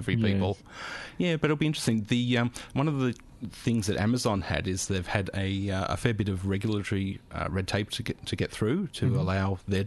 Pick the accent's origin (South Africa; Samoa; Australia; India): Australia; now in Germany; as an Australian in Germany